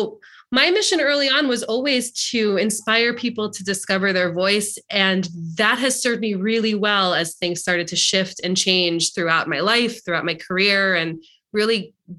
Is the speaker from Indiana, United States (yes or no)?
no; Long Island, New York, United States; But yeah, I grew up in Long Island and I grew up in a community that was very much a keeping up with the Joneses sort of situation.